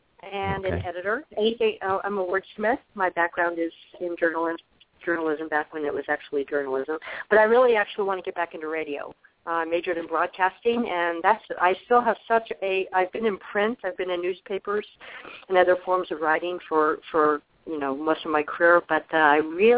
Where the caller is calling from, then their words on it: Arizona, United States; in Arizona.